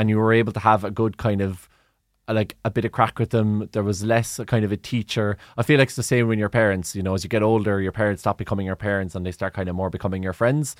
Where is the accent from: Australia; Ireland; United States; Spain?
Ireland; Cork, Munster; I'm from Cork